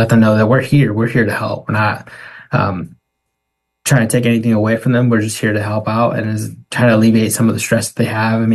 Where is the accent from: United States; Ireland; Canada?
United States; Vermilion County, Illinois; back in my hometown in Vermillion County